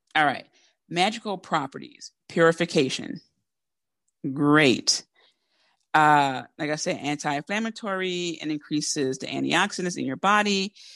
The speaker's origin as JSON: {"language": "English", "town": "Philadelphia", "region": "Pennsylvania", "country": "United States", "accent": "Philly", "said": "Because I'm from Philly"}